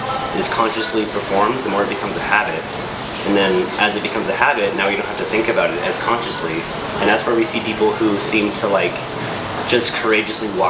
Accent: Las Cruces, New Mexico, United States; We grew up here in Las Cruces, New Mexico

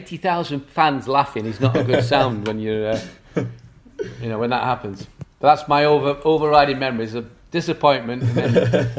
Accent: England, United Kingdom; And me personally, as an Englishman with a long hair and a beard, kind of stood out a little bit.

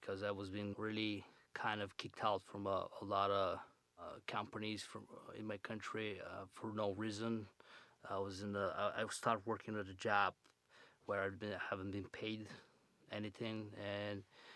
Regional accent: Plovdiv, Plovdiv Province, Bulgaria; English is a second language; moved away as an adult; now in Chicago, United States; I was born in Bulgaria and I grew up in my born city, Plovdiv, called Plovdiv

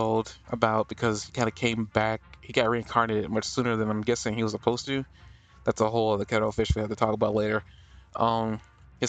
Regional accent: United States; I'm American

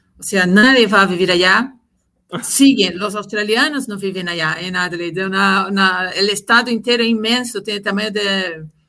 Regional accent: Brazil; Spanish is a second language; moved away as an adult; now in Chile; nací en Brasil, eh, viví muchos años allá, desarrollé mi, mi, carrera laboral allá

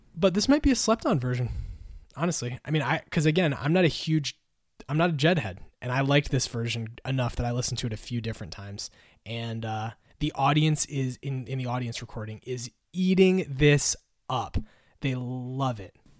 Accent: Connecticut, United States; from Hartford, from my home state

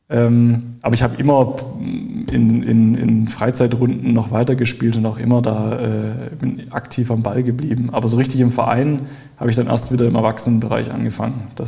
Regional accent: Baden-Württemberg, Germany; ich bin ja im Schwabenland aufgewachsen und da war eigentlich die, äh, gab es eigentlich keine Alternative zum VfB Stuttgart oder Bayern München.

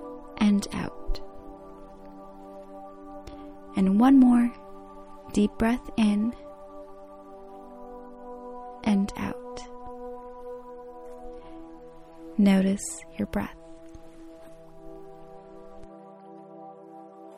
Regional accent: Croatia; my home country, to a secret beach in Croatia

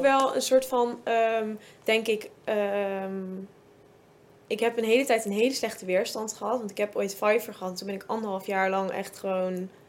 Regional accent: Zevenaar, Gelderland, Netherlands; ik kom uit Zevenaar

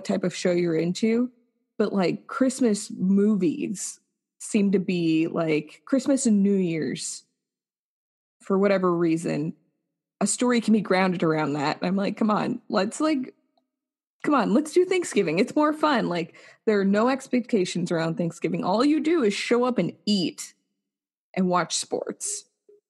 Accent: United States; we as Americans

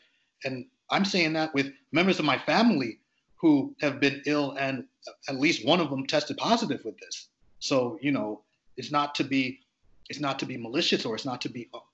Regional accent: Grenada; now in United States; I'm from the Caribbean. I'm Caribbean born. I'm born on the island of Grenada.

